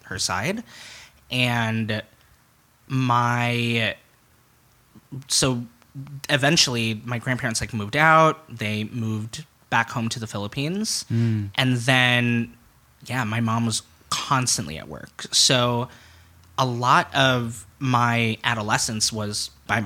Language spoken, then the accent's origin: English; Chicago, Illinois, United States; I grew up in Wicker Park